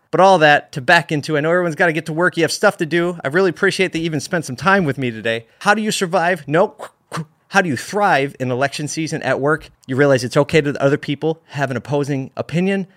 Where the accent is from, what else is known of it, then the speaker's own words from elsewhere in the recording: United States; being an American and living in a country where we can say what we want regarding our views